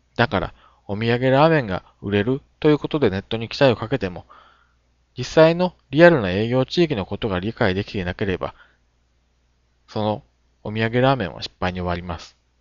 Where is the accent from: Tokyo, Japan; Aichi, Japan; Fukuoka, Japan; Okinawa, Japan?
Fukuoka, Japan; 地元福岡の経営者から、ホームページを商売の役に立てたいという相談をよく受けます